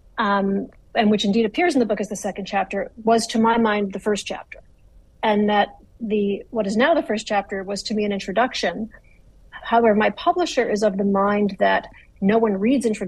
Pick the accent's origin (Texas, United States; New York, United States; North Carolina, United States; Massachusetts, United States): Massachusetts, United States; Adams; I come from Adams, Massachusetts